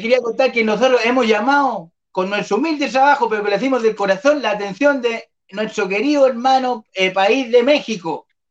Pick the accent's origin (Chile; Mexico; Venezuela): Chile; Malloco, Santiago Metropolitan Region; toda la gente de Mayoco, mi pueblo natal.